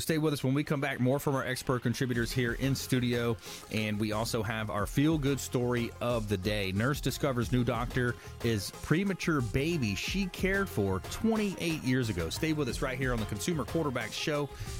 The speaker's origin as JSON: {"language": "English", "town": "LaBelle", "region": "Florida", "country": "United States", "tie": "born or raised there", "said": "I grew up in the Fort Myers area, a small town called LaBelle, east of Fort Myers, real small, kind of a country town, agricultural community."}